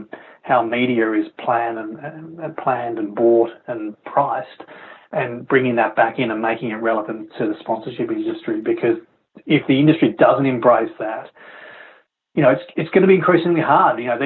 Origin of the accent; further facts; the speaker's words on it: Melbourne, Victoria, Australia; my hometown in Melbourne